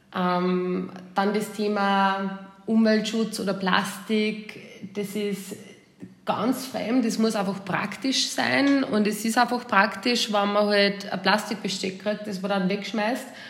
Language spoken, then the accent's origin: German; Austria; moved away as an adult; now in United States; Man wird als Österreicher